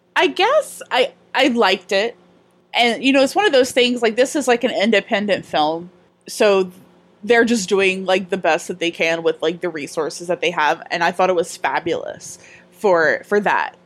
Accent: down the Bayou, Louisiana, United States; now in New Orleans, United States; I'm from down the Bayou

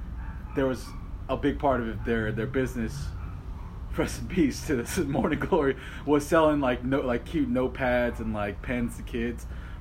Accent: New York City, New York, United States; And I grew up in College Point, Queens.

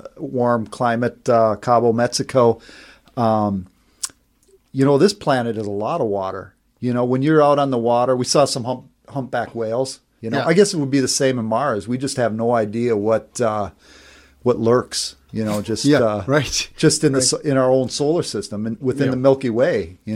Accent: Norway; I'm from Norway.

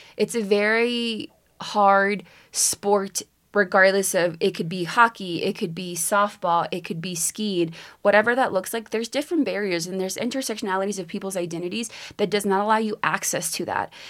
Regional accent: Texas, United States; also born or lived in Mexico; growing up in Texas

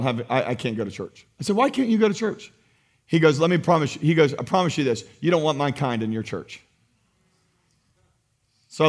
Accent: United States; as American Christians

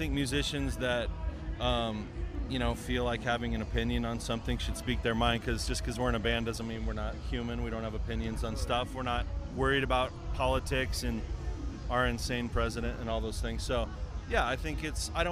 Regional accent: Chicago, Illinois, United States; we're from Chicago

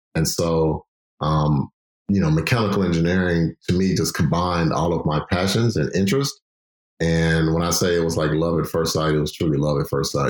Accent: Chicago, Illinois, United States; also born or lived in California; I'm glad to be back home, Chicago, because Chicago is home.

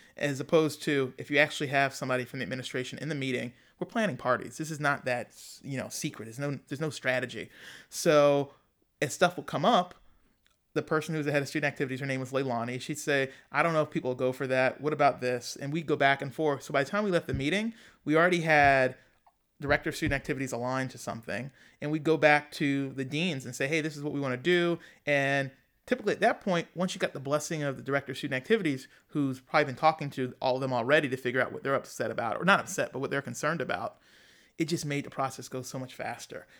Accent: Philadelphia, Pennsylvania, United States; I was from Philadelphia

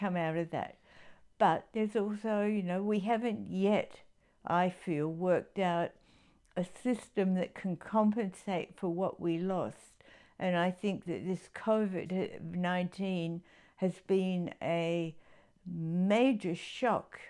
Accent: Adelaide, South Australia, Australia; I grew up in Adelaide

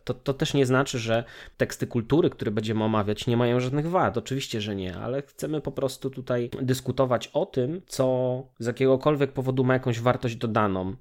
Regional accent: Oleśnica, Lower Silesian Voivodeship, Poland; Pochodzę z miasta zwanego Oleśnicą, która leży w niedalekim sąsiedztwie Wrocławia

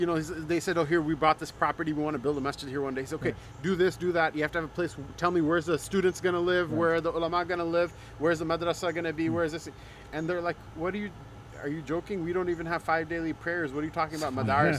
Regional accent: Cleveland, Ohio, United States; I'm from Cleveland.

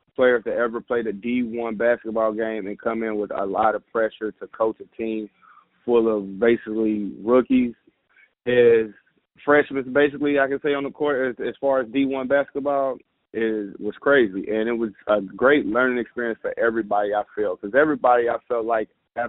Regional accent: Indianapolis, Indiana, United States; here in Indianapolis, in my hometown

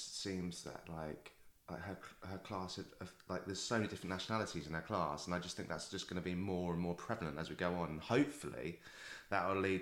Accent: United Kingdom; I'm British

